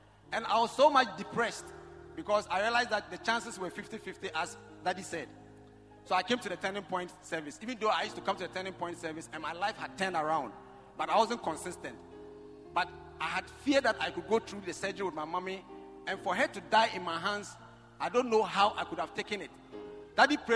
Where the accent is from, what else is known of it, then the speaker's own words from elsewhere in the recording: Lawra, Upper West, Ghana; I come from Lora in the Upper West region where Nkrumah was imprisoned in 1948